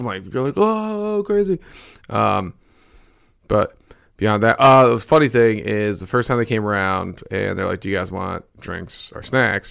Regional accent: Albany, New York, United States; moved away; also born or lived in Buffalo; Represent five one eight back in Albany

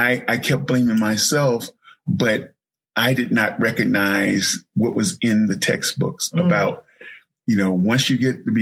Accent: Mississippi Delta, United States; little baby boy born in the Mississippi Delta

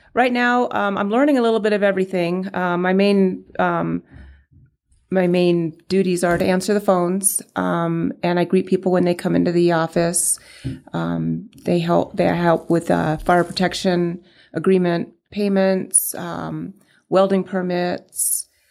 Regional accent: San Diego, California, United States; moved away as an adult; now in Prescott, United States; I grew up in San Diego and, um, we moved to Prescott, um, eleven years ago

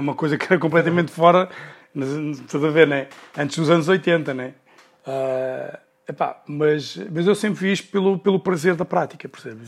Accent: Sintra, Lisbon, Portugal; eu sou de Sintra

